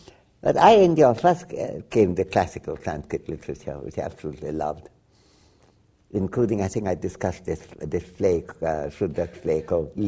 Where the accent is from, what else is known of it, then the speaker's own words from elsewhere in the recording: Dhaka Division, Bangladesh; first language Bengali; Bengali was my first language, and I have a strong Bangladeshi identity, too, since my family is from Dhaka.